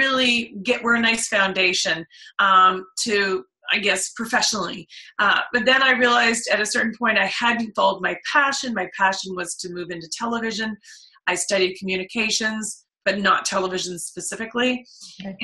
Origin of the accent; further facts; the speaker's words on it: Oakville, Ontario, Canada; I grew up in Oakville